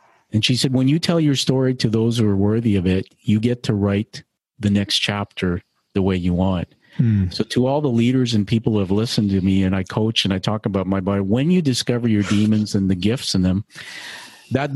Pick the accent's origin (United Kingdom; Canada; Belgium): Canada; I'm a Canadian